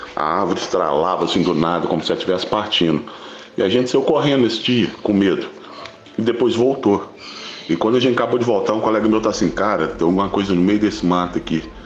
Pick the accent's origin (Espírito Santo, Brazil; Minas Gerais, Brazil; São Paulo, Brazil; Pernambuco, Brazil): Minas Gerais, Brazil; a gente não somos mesmo de Esmeralda, somos de Tepsirica, Minas Gerais